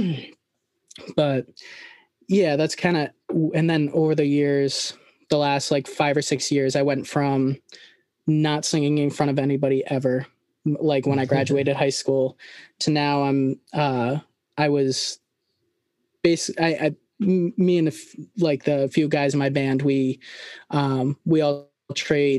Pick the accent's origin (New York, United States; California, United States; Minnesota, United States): New York, United States; a smaller town outside Schenectady; I grew up right at a smaller town right outside of Schenectady, New York